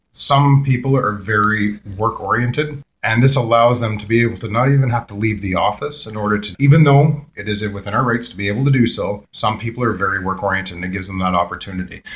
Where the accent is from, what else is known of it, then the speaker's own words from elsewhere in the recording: Peterborough, Ontario, Canada; I was born and raised in Peterborough.